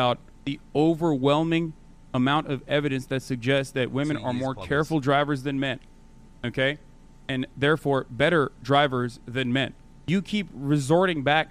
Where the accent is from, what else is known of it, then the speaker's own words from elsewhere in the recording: Turkey; moved away; I'm Turkish, well, actually. I grew up in Turkey